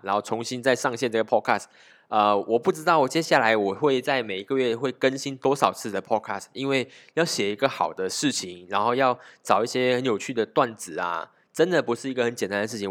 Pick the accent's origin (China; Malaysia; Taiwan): Malaysia; 我们马来西亚人面对疫情的心态